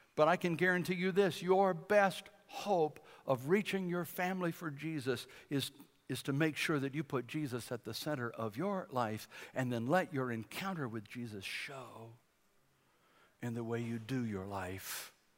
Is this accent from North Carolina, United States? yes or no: yes; Bladenboro, North Carolina, United States; We're from Bladinboro, a little town of a thousand people in the southeast corner of the state.